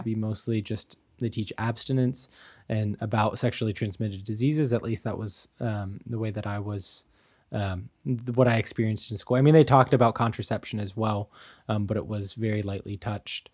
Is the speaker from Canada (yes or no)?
no; United States; moved away as an adult; now in Germany; as an American